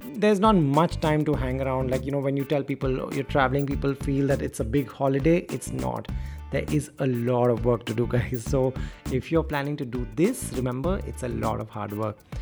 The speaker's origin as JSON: {"language": "English", "country": "India", "said": "I was from India"}